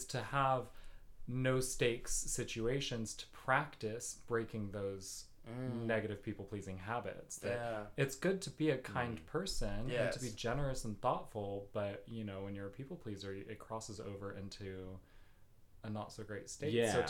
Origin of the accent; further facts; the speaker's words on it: Boston, Massachusetts, United States; High school. I'm right here.